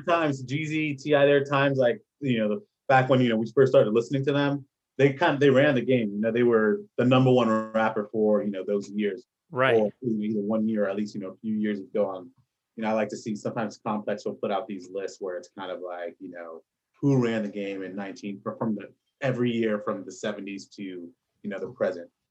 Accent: Orlando, Florida, United States; also born or lived in New York; when we moved to Florida, because I was born in New York, when we moved to Florida, I think it was probably around fourth grade

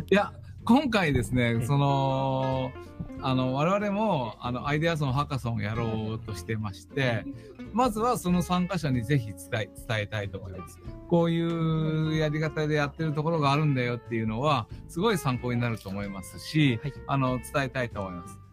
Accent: Kagoshima, Japan; 鹿児島ですねあの地元です

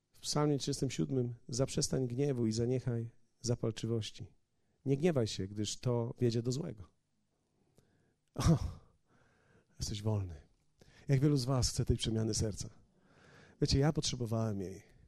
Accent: Poland; moved away as an adult; ja z Polski przyjechałem

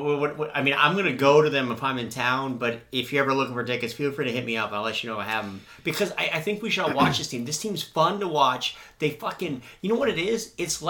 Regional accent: Minnesota, United States; moved away; growing up in Minnesota

